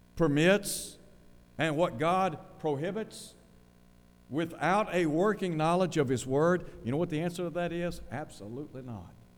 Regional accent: Chattanooga, Tennessee, United States; I grew up in Chattanooga

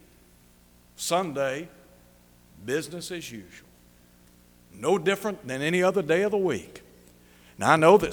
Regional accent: Chattanooga, Tennessee, United States; I was just a boy growing up in Chattanooga

